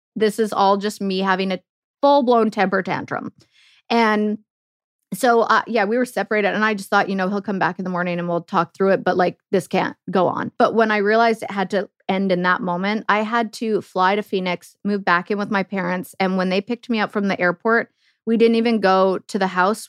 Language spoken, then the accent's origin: English; Canada; moved away as an adult; also born or lived in Germany; living the dream as a Canadian